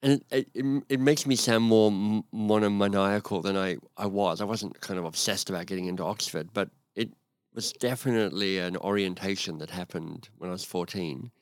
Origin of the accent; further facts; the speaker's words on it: Canberra, Australian Capital Territory, Australia; moved away as an adult; now in Canada; I live in Canada, but I grew up in Australia, in Canberra, and, um, had a very happy childhood.